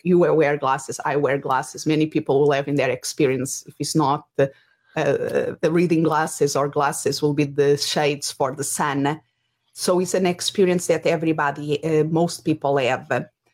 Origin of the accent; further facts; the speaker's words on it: Portugal; English is a second language; moved away; if people are wondering about my accent, Uh, originally, I'm from Portugal